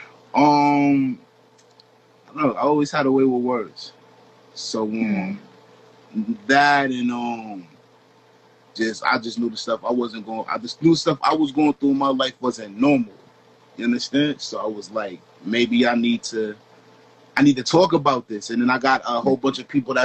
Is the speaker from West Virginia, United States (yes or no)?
no; Rochester, New York, United States; moved away; also born or lived in Toronto, Canada; I'm from Rochester, New York